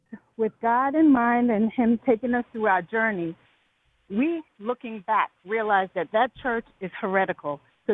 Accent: New York, United States; now in Georgia, United States; I am originally from New York.

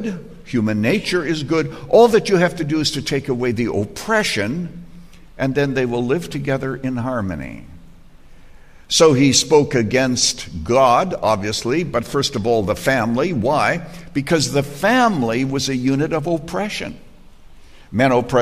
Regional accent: Canada; moved away as an adult; When I was growing up in Canada

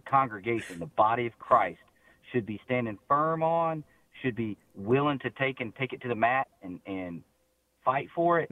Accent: Mississippi Gulf Coast, United States; I grew up on the Mississippi Gulf Coast in a Southern Baptist Bible Belt

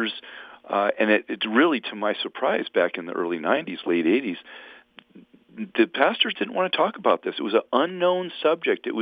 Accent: San Diego, California, United States; I grew up in Southern California, in San Diego to be specific

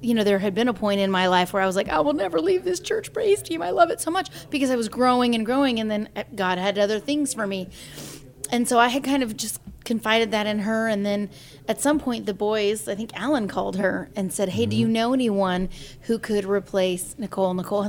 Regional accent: California, United States; moved away; also born or lived in Nashville, Tennessee; because I'm from California

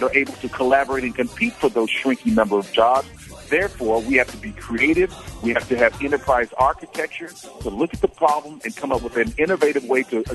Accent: Oklahoma, United States

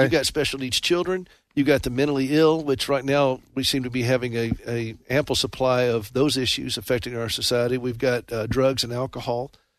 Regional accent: South Carolina, United States; also born or lived in Nashville, Tennessee; now in Montana, United States; I was born and raised in South Carolina, and then we lived 35 years in Nashville. Then we moved out to Montana several years ago.

